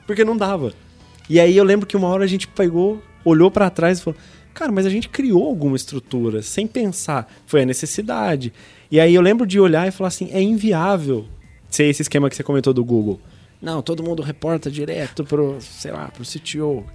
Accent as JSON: {"language": "Portuguese", "town": "São Lourenço", "region": "Minas Gerais", "country": "Brazil", "tie": "born or raised there", "moved": "yes", "said": "Eu, eu sou do, do, interior de Minas Gerais, de uma cidade de São Lourenço, cidade das águas minerais de São Lourenço."}